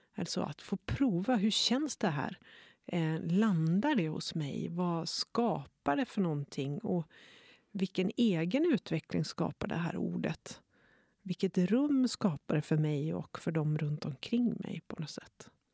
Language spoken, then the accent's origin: Swedish; Norrland, Sweden; moved away; jag är norrlänning, men det är ju inte sant. Jag har inte bott i Norrland på 30 år